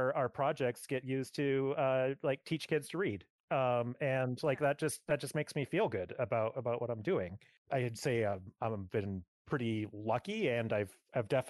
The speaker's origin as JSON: {"language": "English", "town": "Edmonton", "region": "Alberta", "country": "Canada", "tie": "born or raised there", "moved": "as an adult", "lives_now": "Vancouver, Canada", "said": "I grew up in the Edmonton area"}